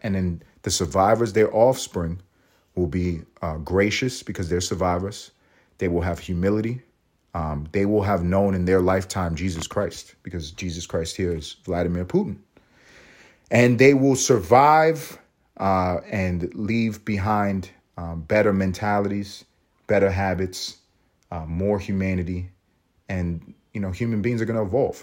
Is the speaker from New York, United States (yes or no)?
yes; New York, United States; also born or lived in Los Angeles; now in Georgia, United States; I'm in Georgia, but I'm from New York. I, I lived in Los Angeles.